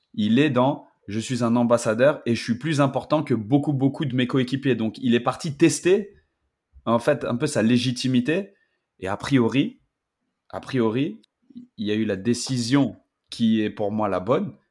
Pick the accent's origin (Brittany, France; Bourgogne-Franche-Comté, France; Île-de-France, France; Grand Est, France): Île-de-France, France; Paris; je suis parisien, pur produit de l'I N F Clairefontaine